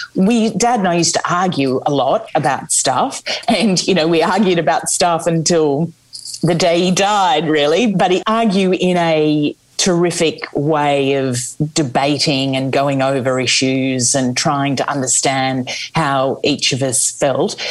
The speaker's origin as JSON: {"language": "English", "country": "Australia", "moved": "yes", "lives_now": "United Kingdom"}